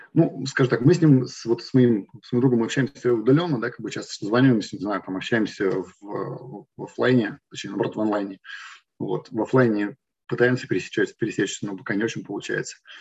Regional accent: Yekaterinburg, Sverdlovsk Oblast, Russia; also born or lived in Moscow / Cyprus; now in Germany; мы оба из Екатеринбурга, потом вместе поехали в Москву

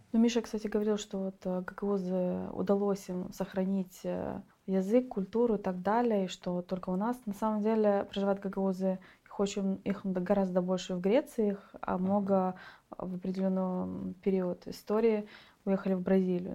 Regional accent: Gagauzia, Moldova; я из Гагаузи, у меня не было никакой среды

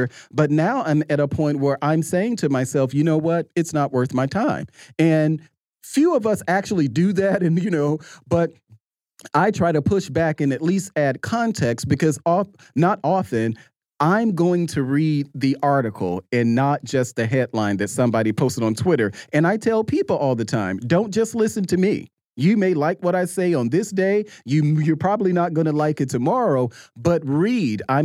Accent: Jackson, Mississippi, United States; I'm from Jackson, Mississippi

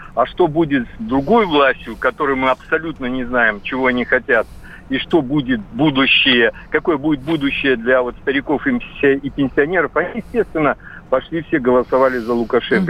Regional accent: Belarus; now in Krasnodar, Russia; я сам из Белоруссии, э, давно, правда, приехал в Краснодар

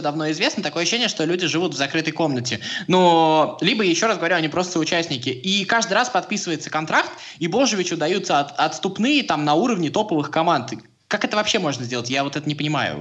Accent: Samara, Samara Oblast, Russia; я просто из Самары.

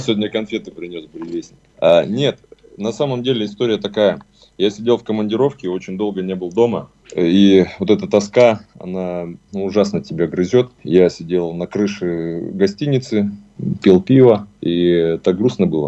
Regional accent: Siberia, Russia; мы из Сибири

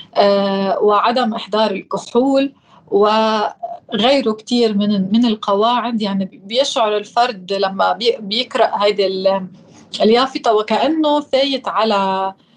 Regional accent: Sidon, South Governorate, Lebanon; كمواطنة ساكنة بمدينة صيدا وخلقت بمدينة صيدا

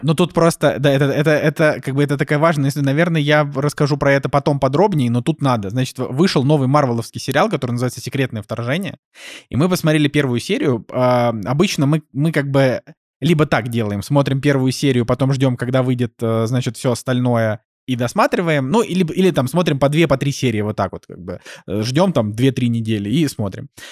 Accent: Russia; я на это смотрю не как обиженный россиянин

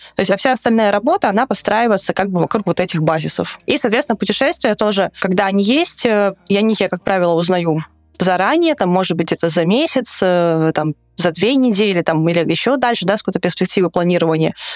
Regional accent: Russia; я говорила, что I'm from Russia

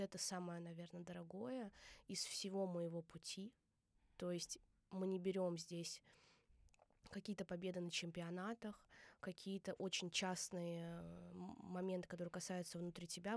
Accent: Saransk, Mordovia, Russia; now in Moscow, Russia; я из Республики Мордовия

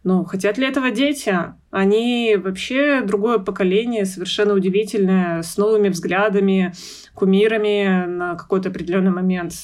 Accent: Yekaterinburg, Sverdlovsk Oblast, Russia; Я родилась в Екатеринбурге в 88 году. А, всю жизнь живу на Урале

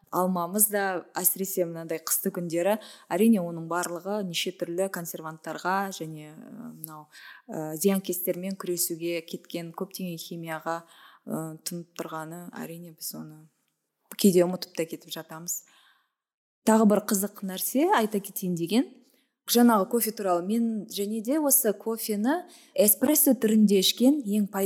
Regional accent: Kazakhstan; біз ә, былайша айтқанда бірінші буынбыз ғой кофе ішушілердің қазақтар

